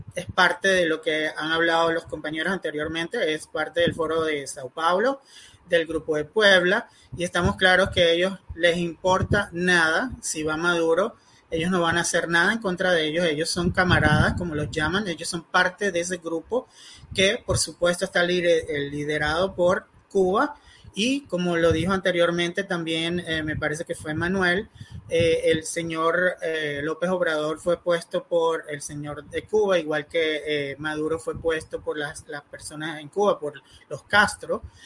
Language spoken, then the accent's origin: Spanish; Venezuela; now in United States; como ciudadano venezolano y también de los Estados